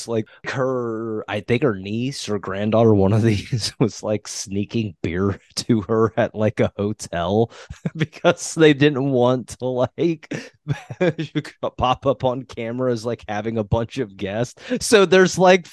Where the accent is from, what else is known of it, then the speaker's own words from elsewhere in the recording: Central Ohio, United States; that's where I'm from right there